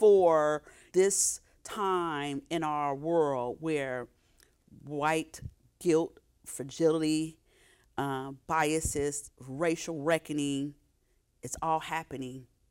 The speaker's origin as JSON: {"language": "English", "town": "Oakland", "region": "California", "country": "United States", "tie": "born or raised there", "said": "I grew up in Oakland"}